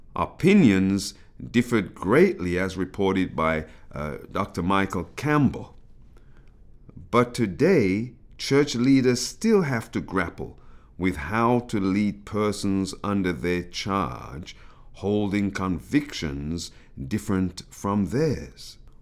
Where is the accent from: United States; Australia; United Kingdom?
United Kingdom; accent: British; my British accent emerging from the mouth of an African Caribbean